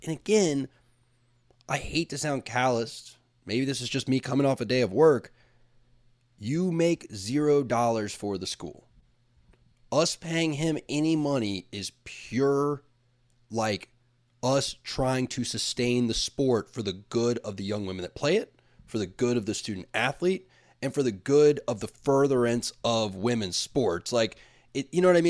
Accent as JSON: {"language": "English", "town": "Tallahassee", "region": "Florida", "country": "United States", "tie": "born or raised there", "said": "a kid from Tallahassee, Florida"}